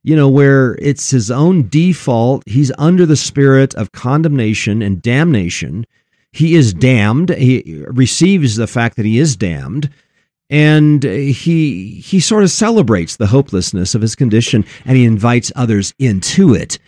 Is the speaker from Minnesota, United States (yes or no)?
no; Elizabeth, Colorado, United States; Out here in my hometown, Elizabeth, Colorado